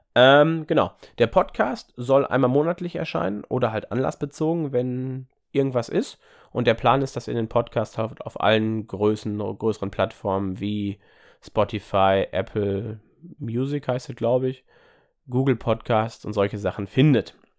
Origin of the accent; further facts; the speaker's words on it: Ruhr area, North Rhine-Westphalia, Germany; komme ich auch aus der Gegend hier aus dem Ruhrgebiet